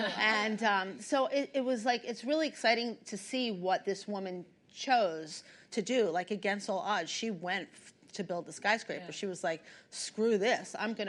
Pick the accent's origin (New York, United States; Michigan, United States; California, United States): New York, United States; New York City; I didn't come from any money. I was born and raised in the Bronx.